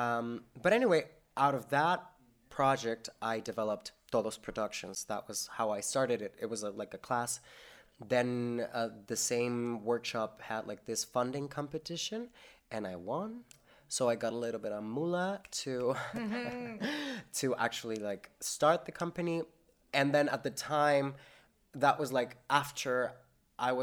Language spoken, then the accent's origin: English; Mexico; now in St. John's, Canada; Mexico will always be my home country, but I don't feel like Mexico is home anymore.